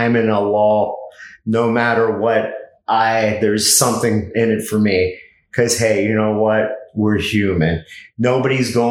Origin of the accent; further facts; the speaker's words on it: Miami, Florida, United States; I was born in Miami.